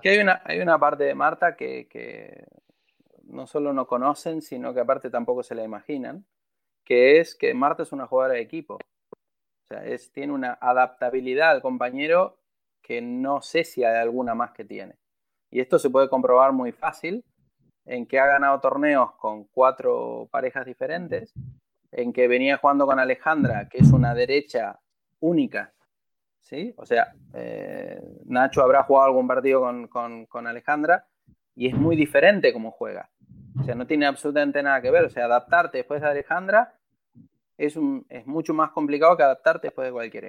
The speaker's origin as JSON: {"language": "Spanish", "country": "Argentina", "said": "Son 30 años y soy argentino"}